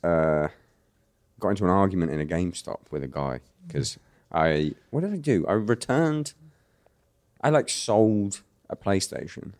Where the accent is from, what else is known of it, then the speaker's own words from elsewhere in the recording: United Kingdom; accent: British; my real British accent